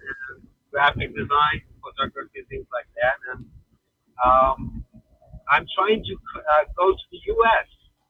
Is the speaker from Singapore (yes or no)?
no; Iran; English is a second language; I'm from Iran.